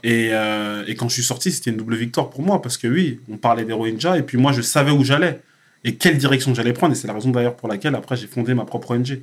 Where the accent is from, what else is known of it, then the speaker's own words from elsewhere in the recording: France; also born or lived in Cameroon; mon pays d'origine, la France